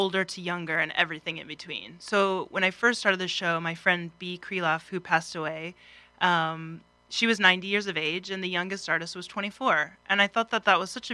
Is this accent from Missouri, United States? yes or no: yes; Sedalia, Missouri, United States; I grew up in central Missouri, a little town called Sedalia